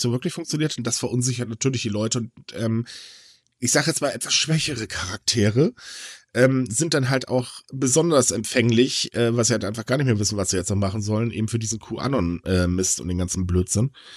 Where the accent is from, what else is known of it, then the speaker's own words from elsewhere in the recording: Germany; hier bei uns in Deutschland